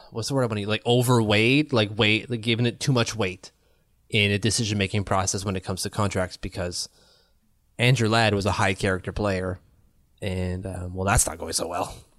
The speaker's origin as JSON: {"language": "English", "town": "Ottawa", "region": "Ontario", "country": "Canada", "said": "I'm from Ottawa. People don't wanna move here either."}